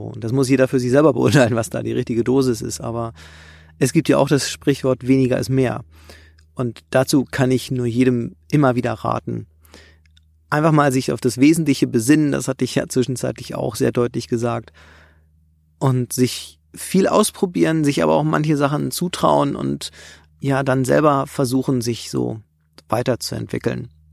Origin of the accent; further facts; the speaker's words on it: Germany; ich komme ja aus dem Harz